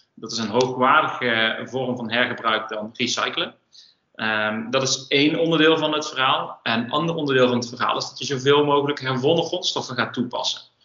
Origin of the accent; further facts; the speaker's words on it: North Brabant, Netherlands; we komen alle twee uit Brabant